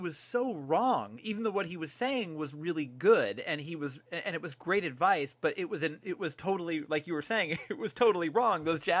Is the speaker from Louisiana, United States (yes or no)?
no; Concord, California, United States; I was one of two Jewish kids in Concord. I'm from Concord